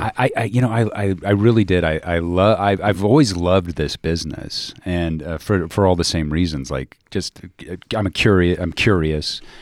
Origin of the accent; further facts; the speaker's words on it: Dallas, Texas, United States; moved away; also born or lived in Missouri; I grew up in Dallas